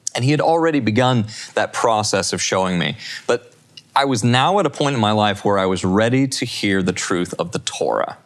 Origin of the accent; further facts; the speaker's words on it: Salt Lake City, Utah, United States; I come into the world and I was born in Salt Lake City, Utah